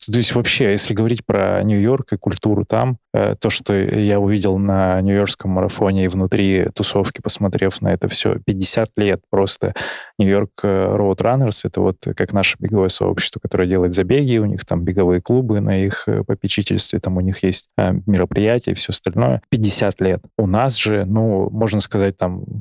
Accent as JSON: {"language": "Russian", "town": "Barnaul", "region": "Altai Krai", "country": "Russia", "said": "хоть и из Барнаула, и у нас там тоже достаточно природы разные"}